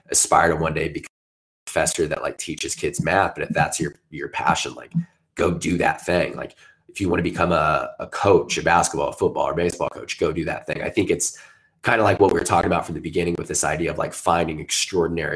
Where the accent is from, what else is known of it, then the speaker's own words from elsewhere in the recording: Southern Indiana, United States; I was growing up in Southern Indiana